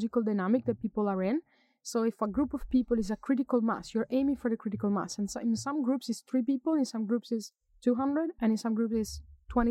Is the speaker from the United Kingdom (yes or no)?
no; Italy; moved away as an adult; also born or lived in Germany; now in Sweden; I'm from Italy. I've lived in Sweden for 10 years